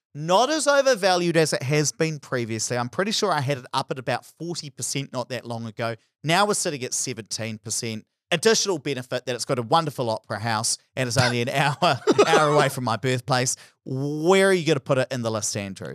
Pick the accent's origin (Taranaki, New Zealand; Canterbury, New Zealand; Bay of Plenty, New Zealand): Taranaki, New Zealand; South; where I grew up in South